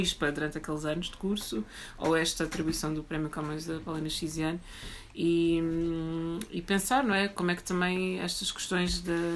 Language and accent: Portuguese; Alverca do Ribatejo, Lisbon, Portugal; eu cresci em Alverca do Ribatejo